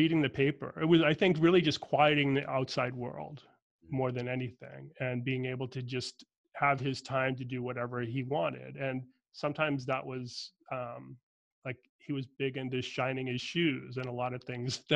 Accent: Boston, Massachusetts, United States; I'm from Boston, Irish Catholic family. My dad had crazy commute in and out of Boston most of my growing up time period

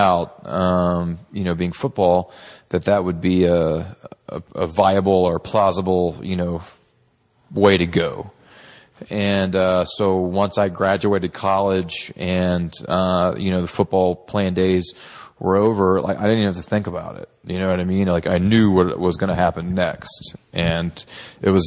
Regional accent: Texas, United States; a young male growing up in Texas

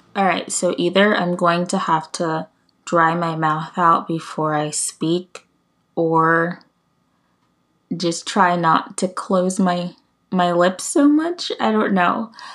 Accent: United States; I'm from the United States. I won't get into specifics, but I'm from the U S

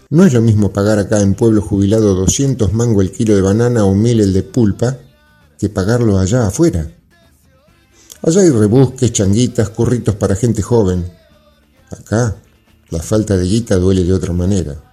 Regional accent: Argentina; somos parte de la Argentina de los derechos sociales establecidos.

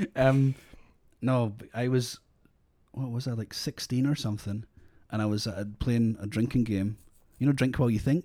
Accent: Scotland, United Kingdom; now in Australia; I'm Scottish, but we're in Australia

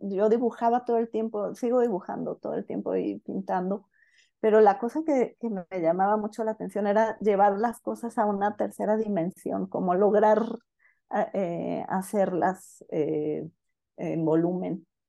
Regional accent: Guadalajara, Jalisco, Mexico; yo nací en Guadalajara, este, y bueno, aunque, aunque nací aquí en Guadalajara

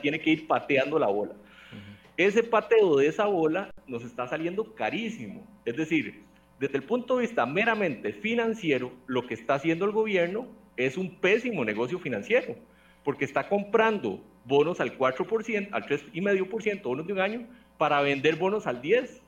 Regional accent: Costa Rica; como costarricense

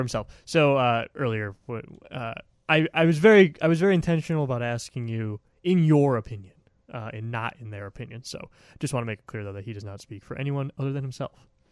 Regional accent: Milwaukee, Wisconsin, United States; now in Washington, D.C. area, United States; I'm from Wisconsin, in Milwaukee

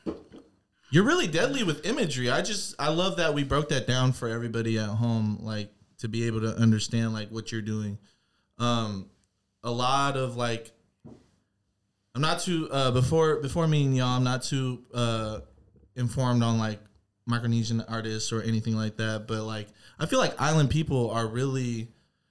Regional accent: Washington, United States; we both were born here

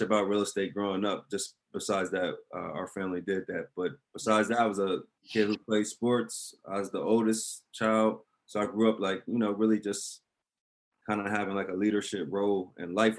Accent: Delaware, United States; also born or lived in Maryland; I was born in, in Maryland, but I'm I was really raised in Delaware.

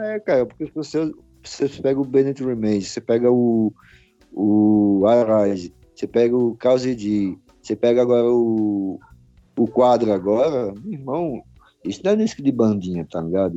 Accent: Brazil; isso é que frustra a gente aqui no Brasil

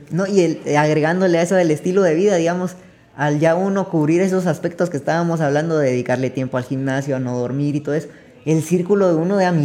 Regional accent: Guatemala; todos somos guatemaltecos y que hemos de pelear

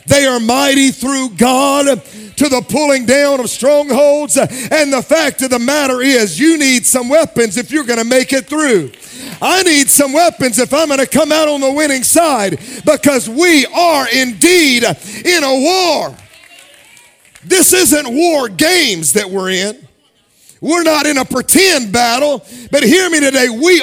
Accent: Jackson, Mississippi, United States; now in Dallas, United States; When I was young, when I was a kid growing up in Jackson, Mississippi

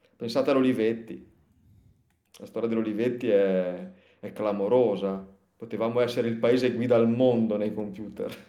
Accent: Liguria, Italy; sono ligure

